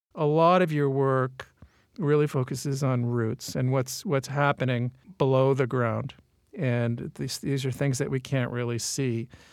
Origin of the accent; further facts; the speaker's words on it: California, United States; we're both from California